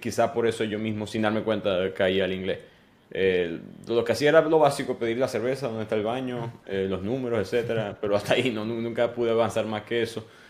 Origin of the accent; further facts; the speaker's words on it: Venezuela; moved away as an adult; now in United States; cuando fui para la universidad allá en Venezuela